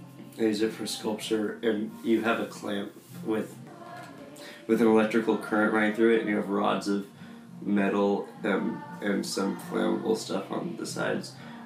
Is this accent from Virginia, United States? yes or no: no; Lafayette, California, United States; I'm from Lafayette, California.